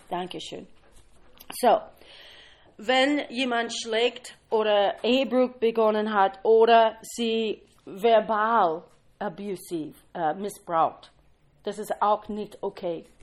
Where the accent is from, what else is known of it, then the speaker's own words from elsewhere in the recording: Kentucky, United States; German is a second language; ich komme aus Kentucky, ein bisschen temperamentvoll.